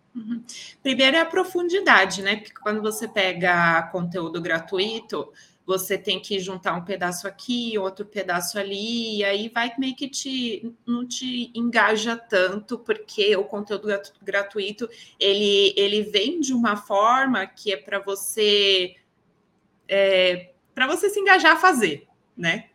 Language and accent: Portuguese; São Paulo, Brazil; Sou de São Paulo, natural